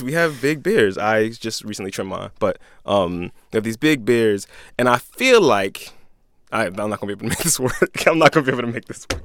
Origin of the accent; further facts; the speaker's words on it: Philadelphia, Pennsylvania, United States; I'm a Philadelphian, I'm a Catholic, I'm a black dude